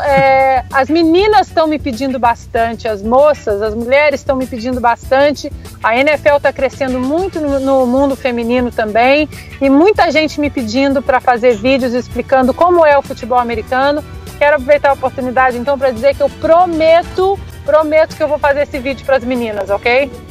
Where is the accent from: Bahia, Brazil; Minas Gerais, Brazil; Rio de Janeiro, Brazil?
Minas Gerais, Brazil; Eu, como, como uma boa mineira